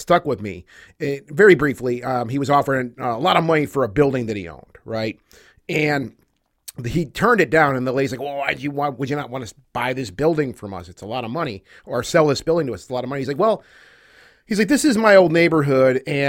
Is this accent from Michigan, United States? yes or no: yes; Detroit, Michigan, United States; I know we're from the Detroit area here.